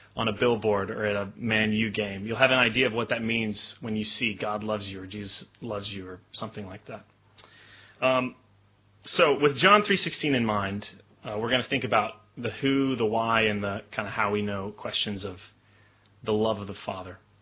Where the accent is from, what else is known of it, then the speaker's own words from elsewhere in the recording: Memphis, Tennessee, United States; moved away; I grew up in Memphis, Tennessee, which is kind of in, in the southern United States